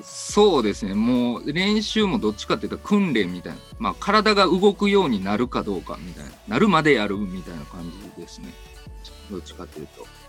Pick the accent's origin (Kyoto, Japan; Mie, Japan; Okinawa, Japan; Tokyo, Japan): Kyoto, Japan; moved away as an adult; now in Osaka, Japan; 京都の出身でございまして、10年ほど前から大阪に来ております。